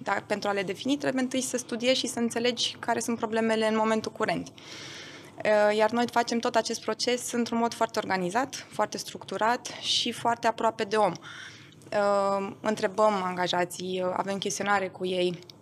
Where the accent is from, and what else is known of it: Romania; first language German; Romanian is a second language; also born or lived in Austria